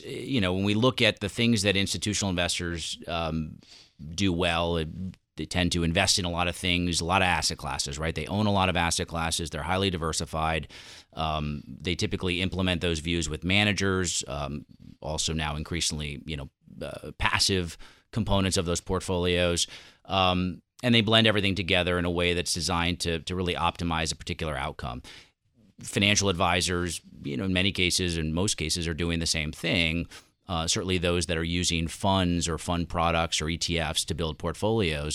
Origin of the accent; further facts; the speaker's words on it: New York, United States; moved away as an adult; also born or lived in Southern California; as a New Yorker